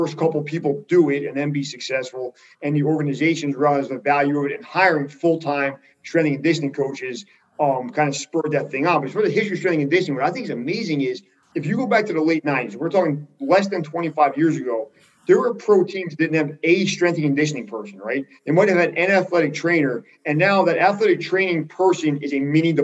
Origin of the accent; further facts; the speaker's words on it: Jersey Shore, New Jersey, United States; I'm from the Jersey Shore where J.R. Smith is from.